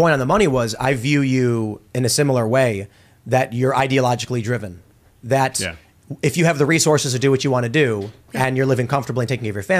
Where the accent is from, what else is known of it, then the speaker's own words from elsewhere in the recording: Chicago, Illinois, United States; growing up in Chicago and being close to the bottom of the totem pole as an American